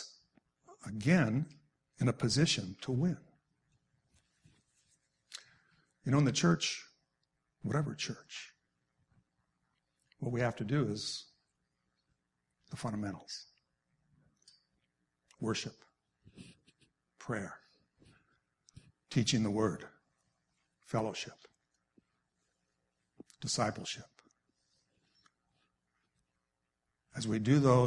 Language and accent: English; Wisconsin, United States; I grew up in Wisconsin, so I grew up with being a Packer fan